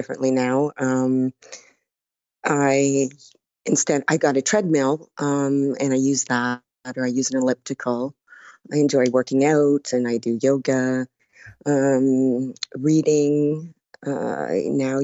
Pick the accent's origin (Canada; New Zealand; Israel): Canada; Burlington, Ontario; I'm from Burlington, Ontario, Canada, which is about an hour from Toronto